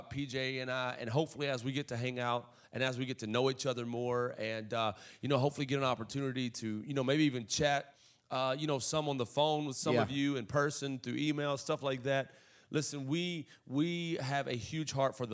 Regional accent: Alabama, United States; moved away as an adult; also born or lived in Kentucky; now in Indiana, United States; originally from Kentucky, Alabama, born in Kentucky, spent a lot of time in Alabama, moved up to Indiana a while back, and went to college here

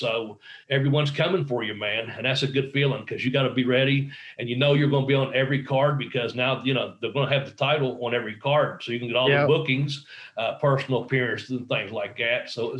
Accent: Ashland, Kentucky, United States; my hometown of Ashland, Kentucky

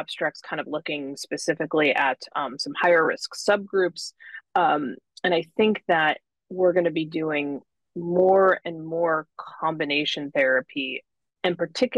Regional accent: Buffalo, New York, United States; now in Irvine, United States; I grew up in Buffalo, where Roswell Park is

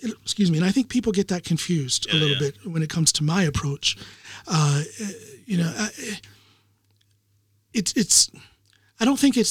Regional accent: United States; now in Norway; I'm American

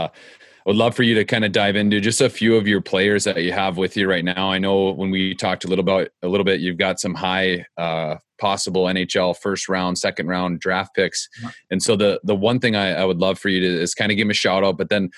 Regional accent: United States; I grew up in the United States and played in the USHL

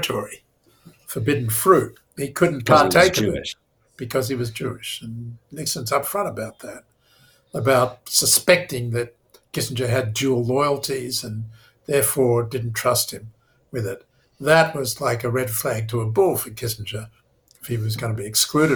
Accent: Australia; moved away; as an Australian student in Jerusalem back in 1973

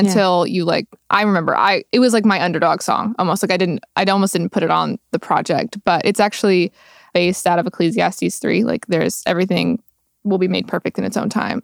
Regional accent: Roosevelt, Texas, United States; moved away; I am originally from Roosevelt, Texas, which has eighteen people living in it

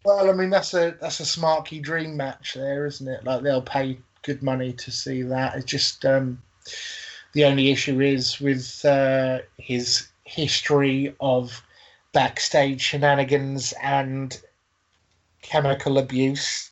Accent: England, United Kingdom; I'm English

